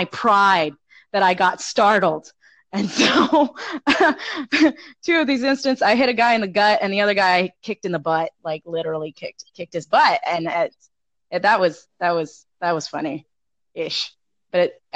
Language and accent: English; South Texas, United States; I'm originally from South Texas. I'm from the South